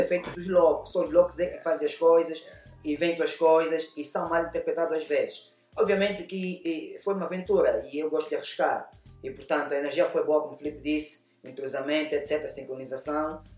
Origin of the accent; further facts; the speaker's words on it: Angola; moved away as an adult; also born or lived in Europe; eu saí da Angola